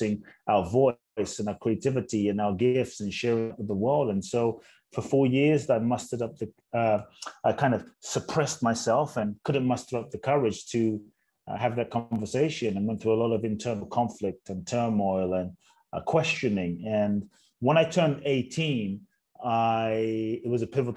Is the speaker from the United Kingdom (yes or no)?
yes; London, United Kingdom; also born or lived in Ghana; born in Ghana, West Africa, my father's from Ghana, my mother's Japanese. I grew up in London.